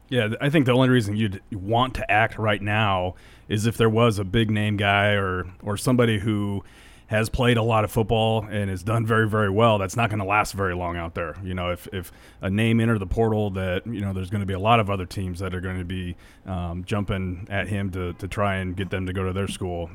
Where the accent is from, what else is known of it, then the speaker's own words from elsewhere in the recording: Ogallala, Nebraska, United States; growing up in Ogallala, it was all Denver stations